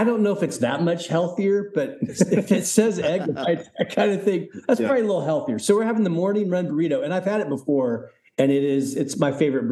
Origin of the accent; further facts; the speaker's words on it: the South, United States; as a kid, I grew up in the South